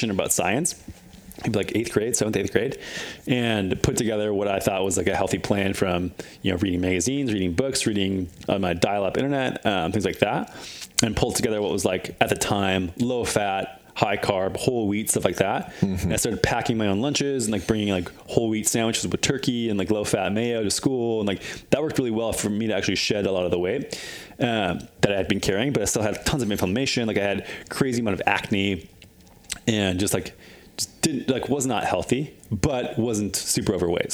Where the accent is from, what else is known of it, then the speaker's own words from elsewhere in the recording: Midwest, United States; moved away; I grew up in the Midwest